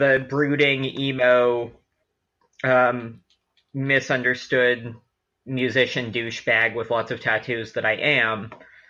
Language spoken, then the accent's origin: English; San Francisco, California, United States; I'm was born and raised in San Francisco. My parents are sort of agnostic-y, spiritual, not religious, California-ass